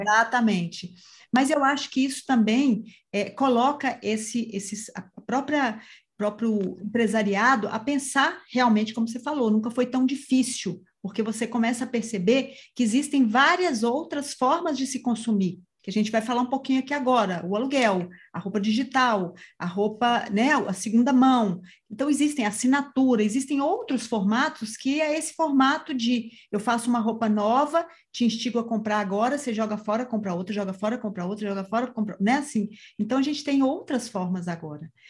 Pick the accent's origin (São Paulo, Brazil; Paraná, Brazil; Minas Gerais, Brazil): Minas Gerais, Brazil; como boa mineira